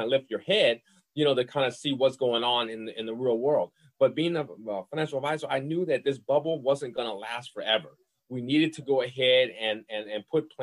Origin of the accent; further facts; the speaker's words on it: New Orleans, Louisiana, United States; I'm from New Orleans, Louisiana. I'm a Southern boy